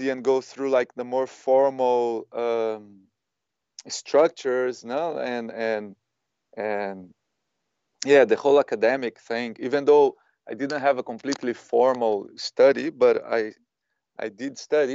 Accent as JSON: {"language": "English", "country": "Brazil", "tie": "born or raised there", "also_born_or_lived": "Ibiza, Spain / Spain", "moved": "yes", "lives_now": "Berlin, Germany", "said": "I was born in Brazil, but then I came to Europe in 2003, more specifically Ibiza."}